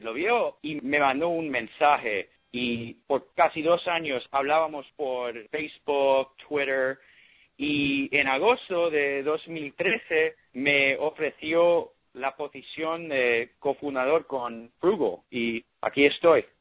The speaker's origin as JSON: {"language": "Spanish", "town": "Miami", "region": "Florida", "country": "United States", "tie": "born or raised there", "also_born_or_lived": "Ithaca, New York", "moved": "as an adult", "lives_now": "San Francisco, United States", "said": "Yo nací en Miami y fui al colegio en Miami, fui al colegio de Belén en Miami y después Cornell"}